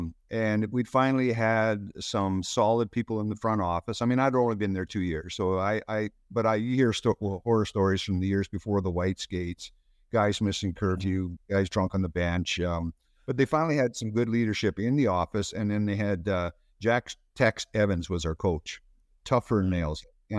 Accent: Terrace Bay, Ontario, Canada; Home is Terrace Bay, Ontario. It's about 2 hours up the lake from Thunder Bay.

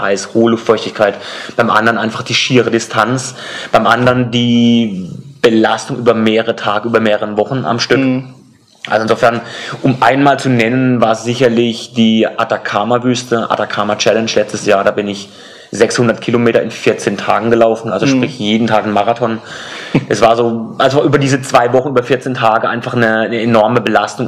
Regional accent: Karlsruhe, Baden-Württemberg, Germany; meiner Heimatstadt Karlsruhe

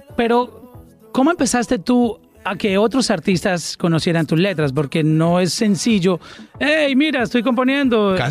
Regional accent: Colombia; mi país, en Colombia

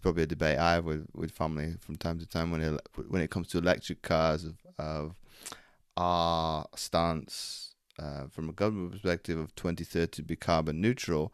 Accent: Belgium; now in North Wales, United Kingdom; I grew up in Belgium

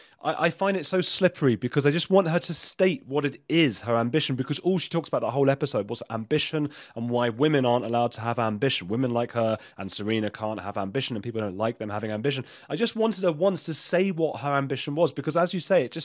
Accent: England, United Kingdom; also born or lived in Latin America; I grew up in a Jewish family as well in England

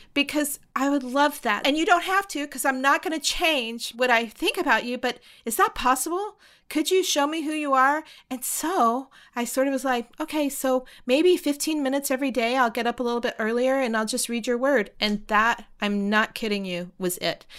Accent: the South, United States; I grew up in the South

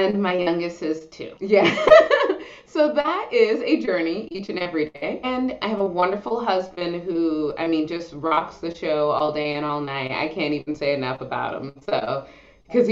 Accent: Los Angeles, California, United States; We live near Venice Beach. We grew up near Venice Beach

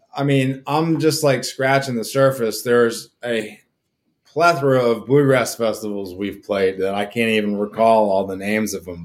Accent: Old Town, Maine, United States; we're from Old Town Maine. You grew up you know, ten, two streets over from where I, you know I grew up, and my boy grew up

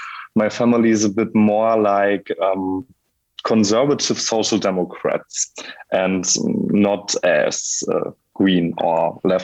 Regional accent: Bochum, North Rhine-Westphalia, Germany; I grew up in Bochum. It's a city in Western Germany.

